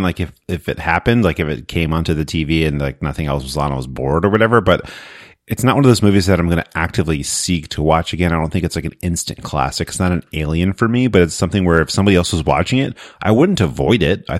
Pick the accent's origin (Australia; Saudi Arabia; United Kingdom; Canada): Australia; And keeping on with the Australian theme here, as an Australian